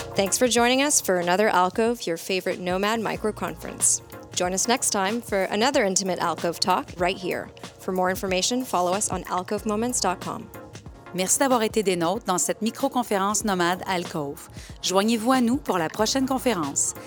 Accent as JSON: {"language": "French", "region": "Quebec", "country": "Canada", "also_born_or_lived": "Saint-Michel, Montreal", "said": "je suis une Québécoise"}